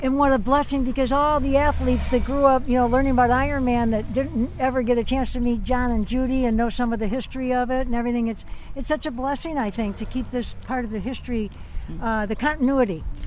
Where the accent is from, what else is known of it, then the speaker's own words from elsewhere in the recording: Detroit, Michigan, United States; moved away as an adult; now in Hawaii, United States; Detroit, my hometown